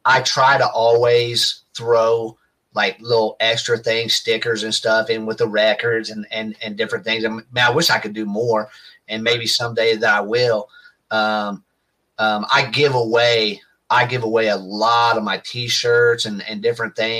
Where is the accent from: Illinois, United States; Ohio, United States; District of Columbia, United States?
Ohio, United States; Dayton; I grew up near Cincinnati in Dayton, Ohio.